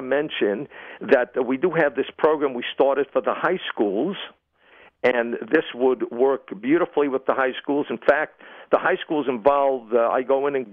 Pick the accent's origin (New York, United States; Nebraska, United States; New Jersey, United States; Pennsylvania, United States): New York, United States; New York City; I'm from Brooklyn